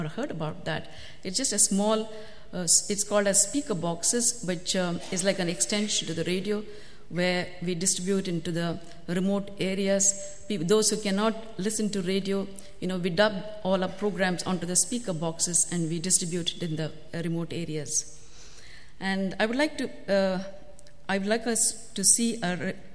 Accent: Bangalore, Karnataka, India; moved away as an adult; also born or lived in North India; I come from Bangalore, India, South India

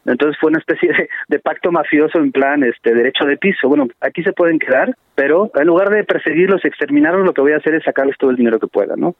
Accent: Mexico; los mexicanos cuando cuando estudiamos la historia de México

